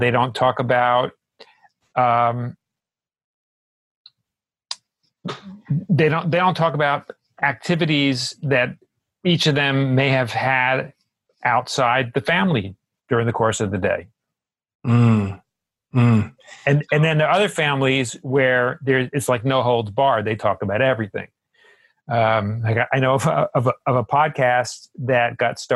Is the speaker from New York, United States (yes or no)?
yes; New York, United States; I'm from New York, and New Yorkers are known for being fast, being blunt